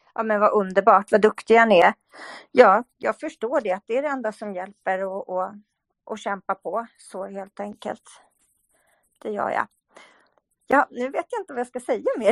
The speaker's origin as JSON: {"language": "Swedish", "country": "Sweden", "said": "Vi svenskar, vi, vi är mycket räddare och vågar inte säga vad vi tycker"}